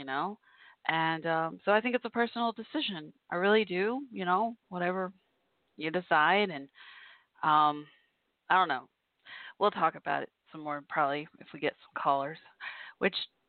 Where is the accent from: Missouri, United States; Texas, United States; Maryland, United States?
Texas, United States; Irving; also born or lived in Fort Worth, Texas; My hometown of Irving, Texas, where I grew up